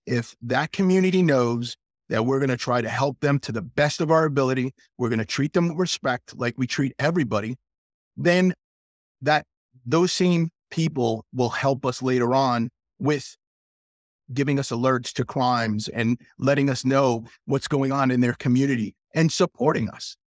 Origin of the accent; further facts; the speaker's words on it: South Central Pennsylvania, United States; I was from South Central Pennsylvania